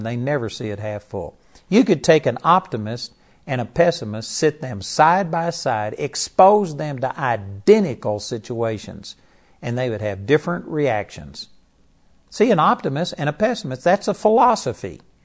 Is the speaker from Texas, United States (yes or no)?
yes; Texas, United States; In Texas, we just grew up talk